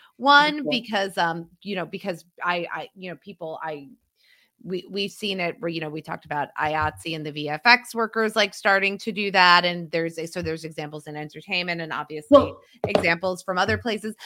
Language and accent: English; Pennsylvania, United States; my home state of Pennsylvania